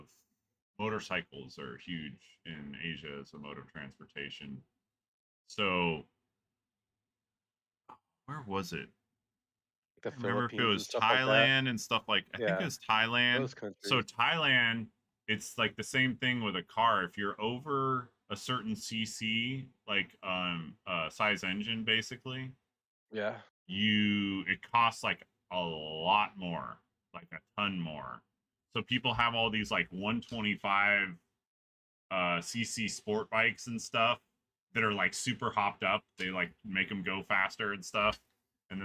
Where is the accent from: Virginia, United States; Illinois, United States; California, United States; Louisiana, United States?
California, United States; moved away; I grew up in California